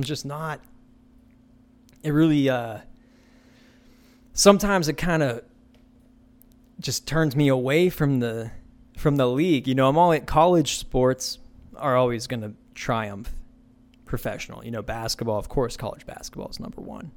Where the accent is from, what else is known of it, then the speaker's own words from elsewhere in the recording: Aliquippa, Pennsylvania, United States; my hometown, you know, all the retired folk, gentlemen, you know, that put their 40, 50 years in, they just head down to Wendy's, the local Wendy's in Aliquippa, Pennsylvania